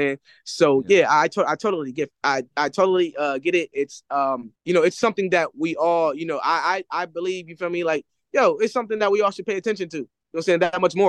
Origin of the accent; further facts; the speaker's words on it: Philadelphia, Pennsylvania, United States; also born or lived in California; so growing up in Philadelphia, I was like under the influence of poverty, staying with my mother. My father, I moved out to California with my father at a young age